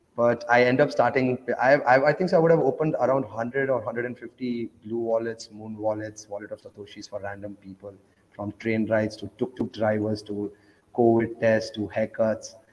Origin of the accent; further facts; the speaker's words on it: Oman; also born or lived in India; I grew up in Oman, though. Uh, that's next to Dubai, so I grew up in a Muslim country